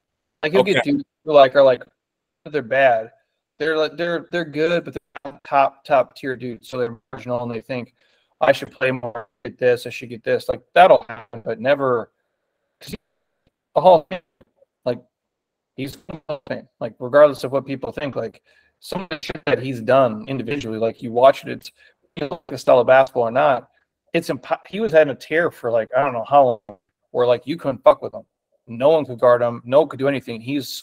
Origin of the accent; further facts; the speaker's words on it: Minnesota, United States; I grew up in Minnesota, so I'm a Vikings fan